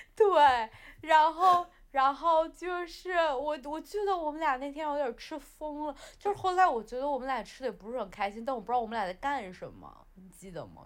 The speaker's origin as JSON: {"language": "Chinese", "country": "China", "moved": "yes", "lives_now": "London, United Kingdom", "said": "我是中国人啊，我是中国人，我不能丢中国的脸，是吧？我拿的是红色的护照"}